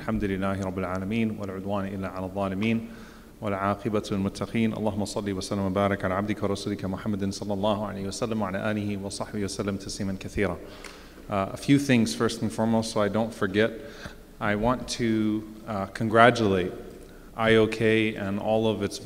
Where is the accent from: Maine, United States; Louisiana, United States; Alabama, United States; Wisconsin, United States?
Louisiana, United States; New Orleans; now in Texas, United States; I'm from New Orleans. I live in Texas. I'm a Palestinian.